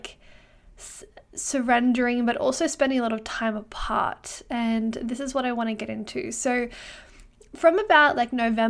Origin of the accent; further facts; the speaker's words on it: Brisbane, Queensland, Australia; now in Canada; well, where I'm from Brisbane in Australia, it's kind of hot all year round. I wouldn't say that we have a winter.